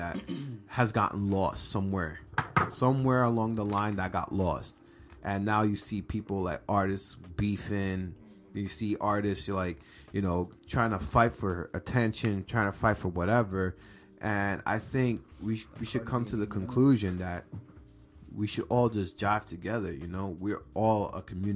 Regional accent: New York, United States; we're both Dominican. Shout out to DR. Although we born and raised in New York

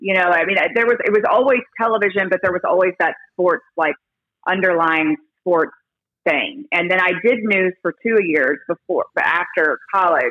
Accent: Plainview, Texas, United States; also born or lived in Houston, Texas / Perryton, Texas / Amarillo, Texas / California; I settled in Plainview and from the fourth grade on

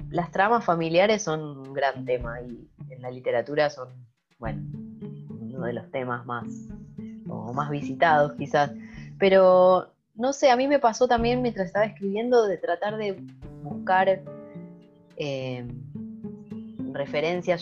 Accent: Argentina; now in Sweden; soy una argentina que vive en Suecia

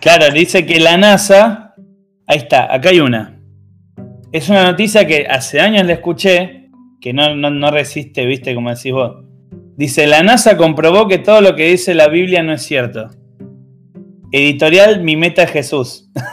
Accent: Argentina; acá en, Argentina

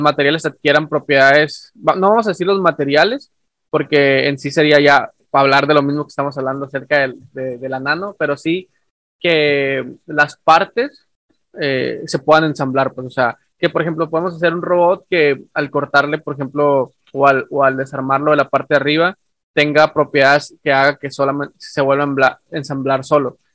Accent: northern Mexico, Mexico; yo soy de México del Norte, ah, y acá somos, eh, somos, me incluyo porque soy parte, ¿no? del, del, del, del, México norteño

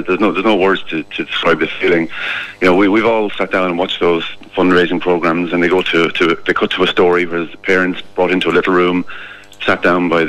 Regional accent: Threecastles, Leinster, Ireland; also born or lived in Kilkenny / Freshford; I was born in Kilkenny, obviously, lived in Threecastles, and I went to school in Freshford

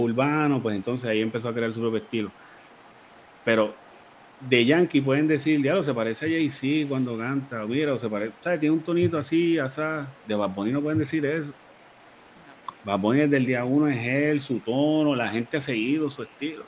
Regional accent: Puerto Rico; nosotros somos una colonia de Estados Unidos.

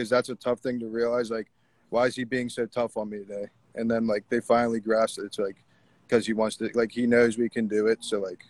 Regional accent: Pittsburgh, Pennsylvania, United States; I came from Pittsburgh to Beaver County. So I'm about 35 miles out of the city of Pittsburgh.

